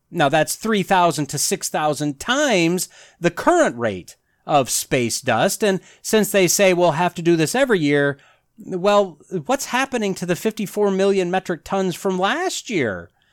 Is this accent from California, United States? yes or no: no; Wisconsin, United States; I grew up in Wisconsin.